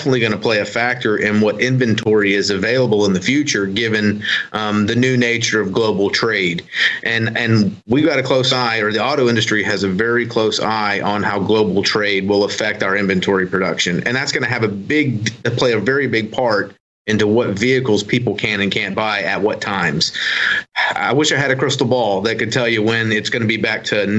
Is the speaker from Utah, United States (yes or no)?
no; Gulfport, Mississippi, United States; also born or lived in Ocean Springs, Mississippi; I was born in Ocean Springs Hospital. But I am born and raised in Gulfport